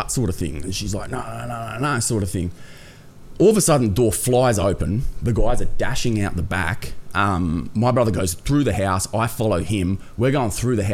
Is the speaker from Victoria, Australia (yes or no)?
no; Wollongong, New South Wales, Australia; also born or lived in Coffs Harbour; I grew up personally, like, in the south of Sydney, in Wollongong sort of area